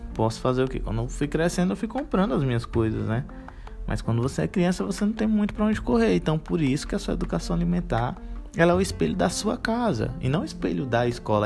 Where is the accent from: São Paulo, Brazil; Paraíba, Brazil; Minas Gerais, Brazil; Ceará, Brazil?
Ceará, Brazil; Fortaleza; aqui em Fortaleza a gente chama de chilito